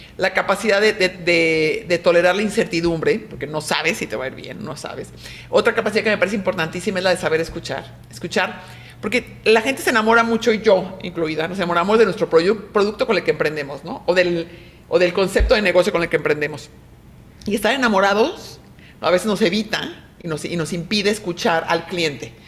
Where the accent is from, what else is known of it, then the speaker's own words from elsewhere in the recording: Mexico; soy una mujer mexicana, súper orgullosa de ser mexicana